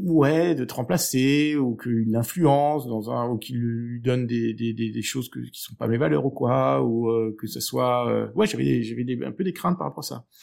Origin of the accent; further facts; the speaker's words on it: Aix-en-Provence, Provence-Alpes-Côte d'Azur, France; also born or lived in Switzerland; now in Brussels, Belgium; je viens du sud de la France, euh, donc d'Aix-en-Provence